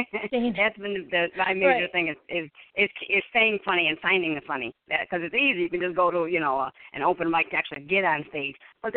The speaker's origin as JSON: {"language": "English", "town": "Pittsfield", "region": "Massachusetts", "country": "United States", "moved": "yes", "lives_now": "Washington, D.C., United States", "said": "I'm originally from Pittsfield, Mass."}